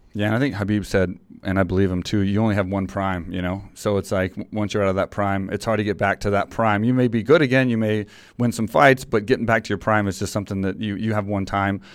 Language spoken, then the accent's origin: English; Texas, United States; in Texas, 'cause it was my hometown